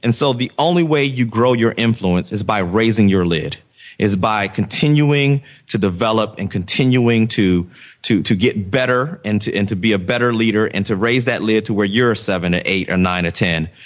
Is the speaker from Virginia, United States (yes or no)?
yes; Virginia, United States; I grew up in Virginia